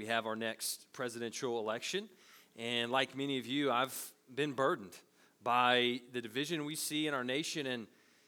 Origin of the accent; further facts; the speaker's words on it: United States; we're American citizens